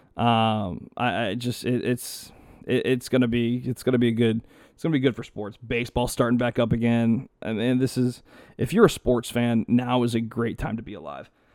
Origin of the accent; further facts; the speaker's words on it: Texas, United States; I'm born and raised in Texas